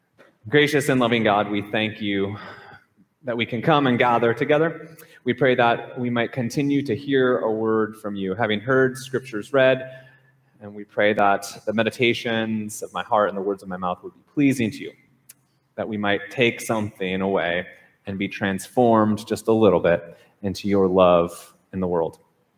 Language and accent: English; Minnesota, United States; I grew up playing hockey in Minnesota